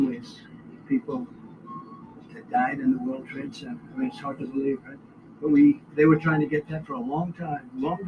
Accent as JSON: {"language": "English", "town": "New York City", "region": "New York", "country": "United States", "tie": "born or raised there", "said": "when I was growing up in Brooklyn and Queens"}